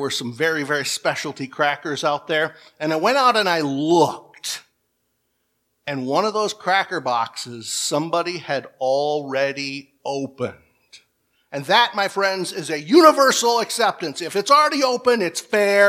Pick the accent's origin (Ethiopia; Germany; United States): United States; Michigan; We're both from Michigan